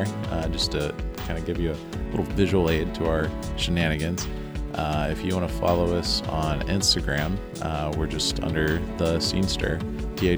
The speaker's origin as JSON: {"language": "English", "town": "Columbus", "region": "Ohio", "country": "United States", "said": "We are proudly from Columbus"}